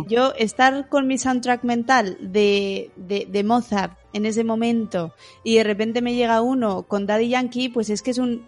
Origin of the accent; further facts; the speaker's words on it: Bilbao, Basque Country, Spain; Yo soy de Bilbao